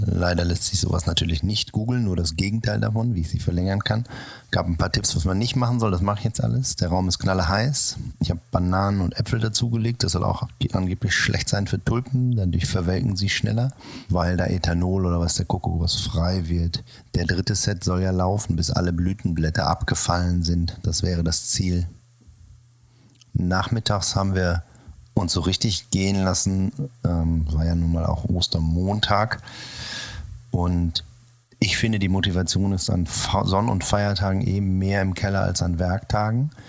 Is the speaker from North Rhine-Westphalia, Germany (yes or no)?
yes; Sauerland, North Rhine-Westphalia, Germany; moved away; in meiner Jugend im Sauerland oder in meiner Kindheit